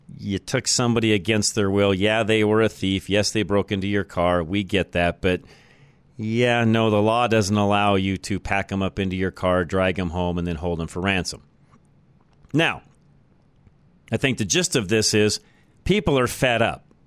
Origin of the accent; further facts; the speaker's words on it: Boulder, Colorado, United States; I grew up in Boulder, Colorado, and I remember being a young kid